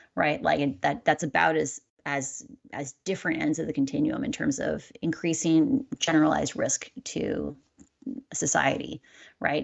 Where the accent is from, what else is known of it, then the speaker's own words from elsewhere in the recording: Midwest, United States; I'm a Midwesterner.